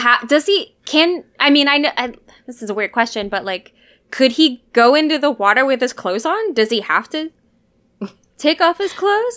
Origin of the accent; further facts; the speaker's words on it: Alaska, United States; I'm from Alaska